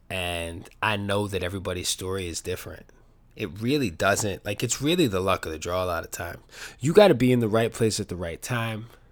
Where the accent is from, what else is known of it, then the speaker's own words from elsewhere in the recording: New York City, New York, United States; I grew up in New York City, the best city in the world